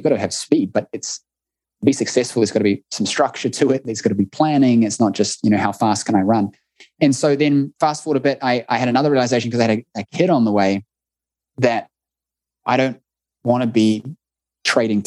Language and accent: English; New Zealand; accent: New Zealand; It must be our accents